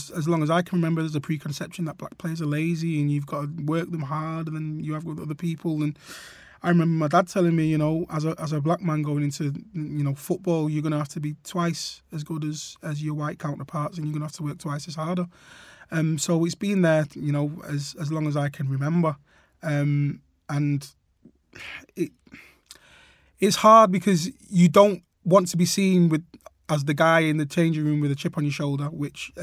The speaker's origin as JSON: {"language": "English", "town": "Trafford", "region": "North West England", "country": "United Kingdom", "tie": "born or raised there", "said": "playing for my town team, Trafford Boys"}